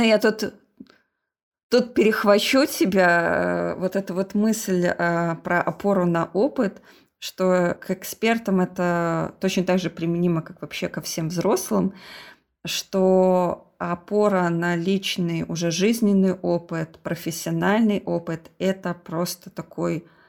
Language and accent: Russian; Belarus; мы из Беларуси